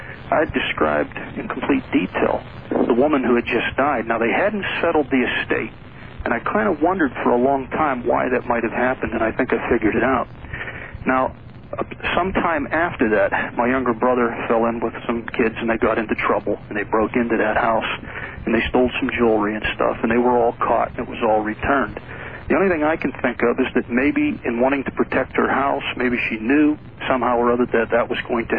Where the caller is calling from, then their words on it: Pennsylvania, United States; I'm calling from Pennsylvania.